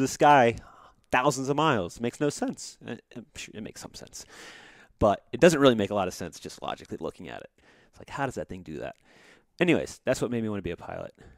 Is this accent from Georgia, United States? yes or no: yes; Georgia, United States; I grew up in Georgia